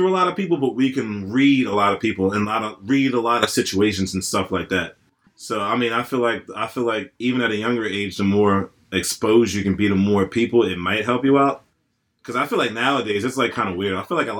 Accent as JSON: {"language": "English", "town": "Lionville", "region": "Pennsylvania", "country": "United States", "tie": "born or raised there", "also_born_or_lived": "Downingtown, Pennsylvania", "said": "Because, like, I grew up going to East Ward, and then in 4th grade, we moved from Downingtown to Lionville. So then I started going to a completely different elementary school."}